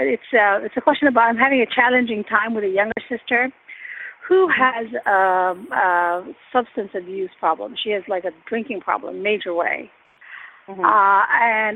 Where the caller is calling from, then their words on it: Chantilly, Virginia, United States; also born or lived in Alexandria, Virginia; I'm calling from Virginia, Northern Virginia area, Chantilly.